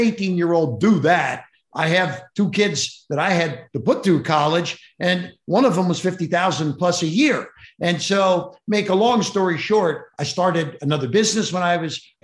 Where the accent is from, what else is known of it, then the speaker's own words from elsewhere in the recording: Cincinnati, Ohio, United States; I grew up in Cincinnati, Ohio, one of six kids